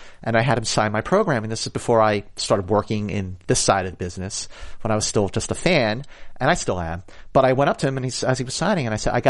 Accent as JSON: {"language": "English", "town": "Philadelphia", "region": "Pennsylvania", "country": "United States", "tie": "born or raised there", "said": "my hometown of Philadelphia"}